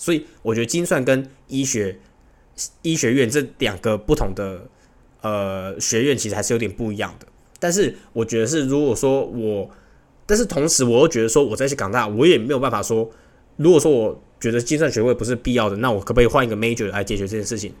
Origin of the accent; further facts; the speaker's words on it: Taiwan; moved away as an adult; now in Hong Kong; 身为台湾人